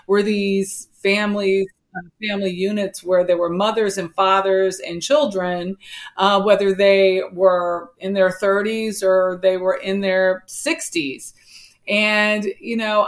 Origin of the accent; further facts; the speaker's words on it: Los Angeles, California, United States; moved away as an adult; also born or lived in Washington, D.C.; I grew up in South Central Los Angeles with my grandmother